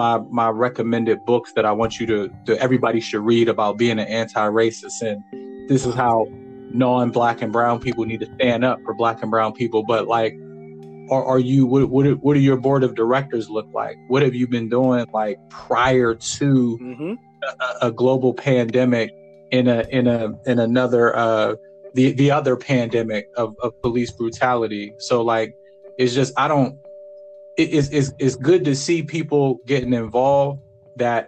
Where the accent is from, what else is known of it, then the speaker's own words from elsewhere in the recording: Farrell, Pennsylvania, United States; now in Pittsburgh, United States; I'm originally from Farrell, PA, small town, Pennsylvania. I'm in Pittsburgh now